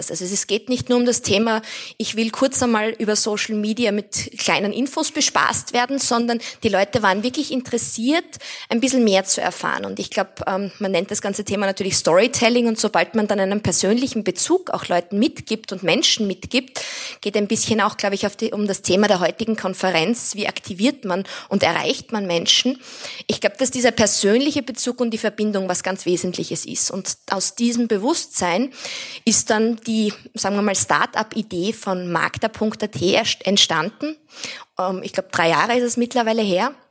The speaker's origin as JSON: {"language": "German", "region": "Styria", "country": "Austria", "tie": "born or raised there", "said": "Ich bin selbst in der Steiermark am Land aufgewachsen und habe dadurch eine sehr starke Verbundenheit zur Natur gehabt."}